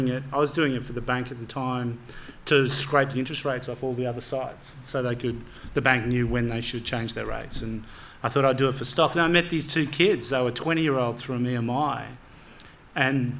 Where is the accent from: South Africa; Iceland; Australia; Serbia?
Australia; we're four Aussie guys who code this stuff